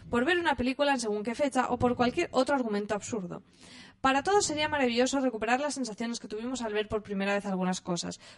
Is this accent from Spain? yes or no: yes; Andalusia, Spain; Yo soy andaluza y no me siento nada identificada con lo que se muestra en ocho apellidos vascos.